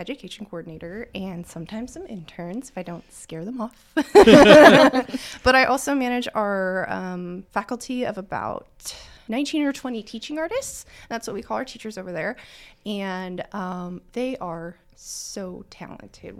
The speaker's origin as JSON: {"language": "English", "region": "California", "country": "United States", "tie": "born or raised there", "also_born_or_lived": "Chico, California / Seattle, Washington", "moved": "as an adult", "lives_now": "Muncie, United States", "said": "I was born and raised in California"}